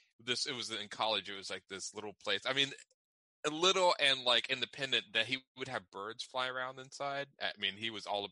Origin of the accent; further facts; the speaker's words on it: the Northwest, Pacific Northwest, United States; I'm from the Northwest here.